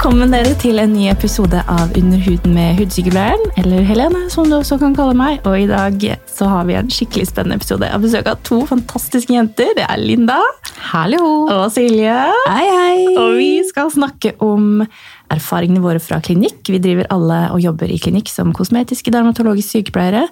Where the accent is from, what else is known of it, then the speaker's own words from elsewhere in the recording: Notodden, Telemark, Norway; moved away; also born or lived in Tuddal / Drammen; Jeg kommer fra Notodden og har råna opp og ned den gata så mye